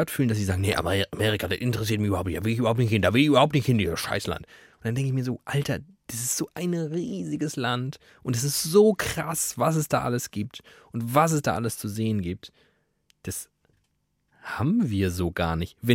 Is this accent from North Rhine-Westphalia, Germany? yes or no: no; Black Forest North National Park, Baden-Württemberg, Germany; Also ich komme aus dem Nationalpark